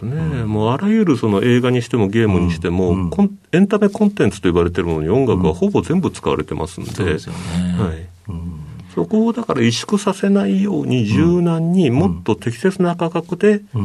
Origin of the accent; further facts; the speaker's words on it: Oita, Japan; 大分県大分市ですね。